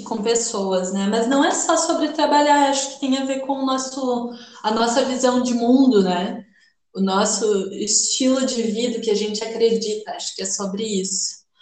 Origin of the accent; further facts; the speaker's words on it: Porto Alegre, Rio Grande do Sul, Brazil; moved away as an adult; now in Florianópolis, Brazil; sou de Porto Alegre, moro em Florianópolis faz um ano